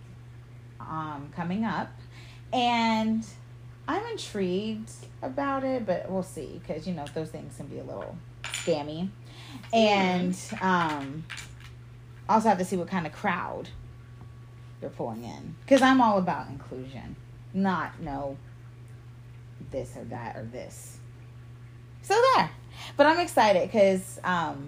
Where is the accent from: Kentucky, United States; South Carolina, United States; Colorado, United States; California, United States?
South Carolina, United States; moved away as an adult; now in Texas, United States; I am from South Carolina